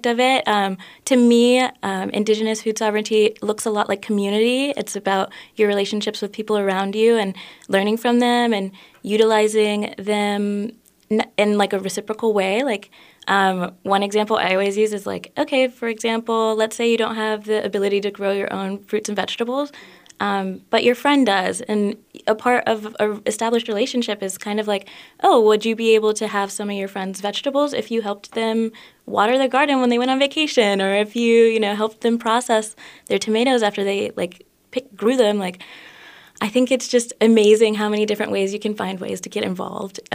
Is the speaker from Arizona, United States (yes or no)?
no; Minneapolis, Minnesota, United States; I was born and raised in the Twin Cities for the most part.